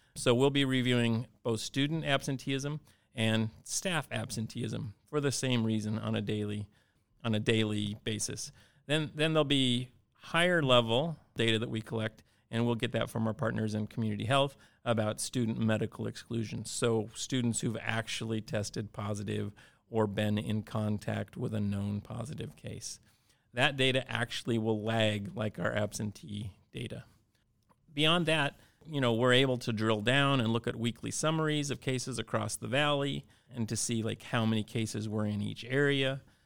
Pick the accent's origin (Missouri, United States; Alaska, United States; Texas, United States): Alaska, United States; Cordova; I grew up in Cordova, and like many places in Alaska